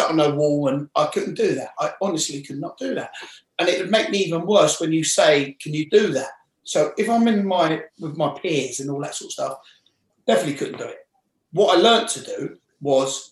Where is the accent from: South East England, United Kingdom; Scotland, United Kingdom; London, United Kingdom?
London, United Kingdom; I'm from West London.